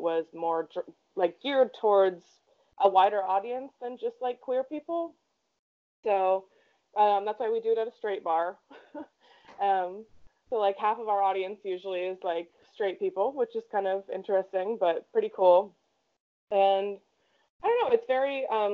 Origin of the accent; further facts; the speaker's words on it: Pittsburgh, Pennsylvania, United States; moved away; I'm from Pittsburgh too originally